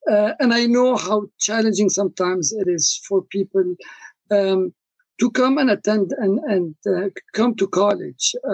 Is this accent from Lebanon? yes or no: yes; Lebanon; also born or lived in Congo; I come originally from Lebanon, although I was born in the Congo, which is in Africa.